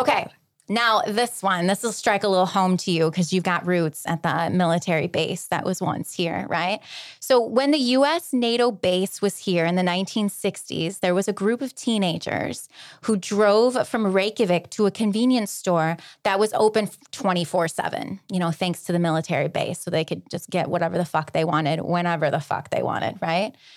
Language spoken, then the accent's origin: English; alongside Lake Erie, small-town Ohio, United States; I grew up in Podunk, Little Ohio, alongside Lake Erie